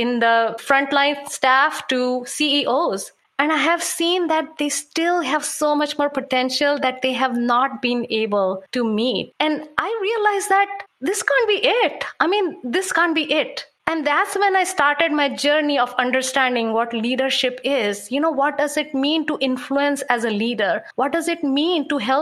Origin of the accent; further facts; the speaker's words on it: India; moved away; I come from India